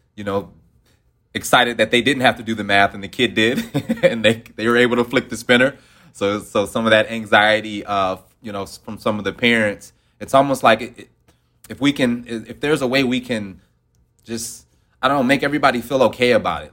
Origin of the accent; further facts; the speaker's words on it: Detroit, Michigan, United States; I'm from Detroit, Michigan